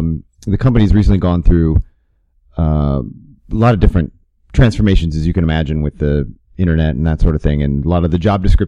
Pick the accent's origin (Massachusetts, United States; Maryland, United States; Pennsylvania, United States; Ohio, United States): Ohio, United States; Toledo; I remember, yeah, the radio in Toledo was very mainstream.